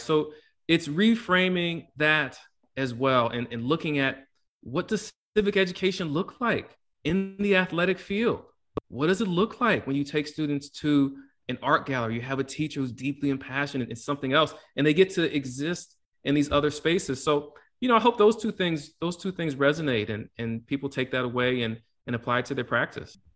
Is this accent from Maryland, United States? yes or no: yes; Prince George's County, Maryland, United States; I grew up in Prince George's County, Maryland, it's predominantly black and, and middle class